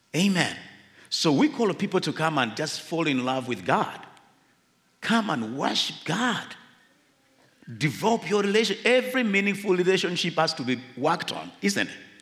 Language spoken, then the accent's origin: English; Uganda